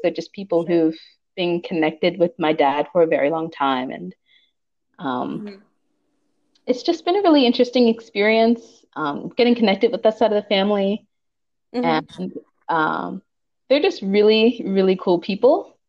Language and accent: English; Pittsburgh, Pennsylvania, United States; now in Los Angeles, United States; I'm originally from Pittsburgh, Pennsylvania